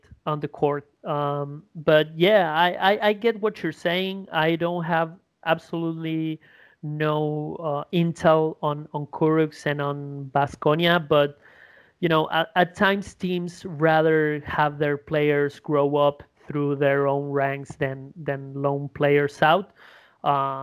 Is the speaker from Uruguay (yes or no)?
yes; Uruguay; English is a second language; my hometown